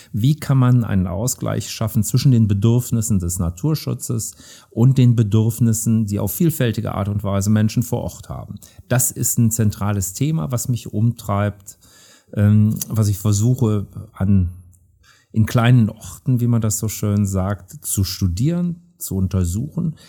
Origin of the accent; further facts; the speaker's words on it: Rhineland, Germany; als Rheinländer bin ich Optimist